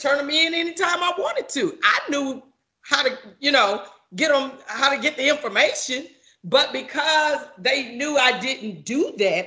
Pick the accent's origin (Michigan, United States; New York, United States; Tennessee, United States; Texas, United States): Texas, United States; Fort Worth; I grew up in Fort Worth